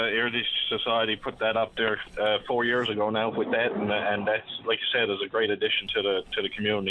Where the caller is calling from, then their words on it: Port de Grave, Newfoundland and Labrador, Canada; I'm just calling from Portygrave today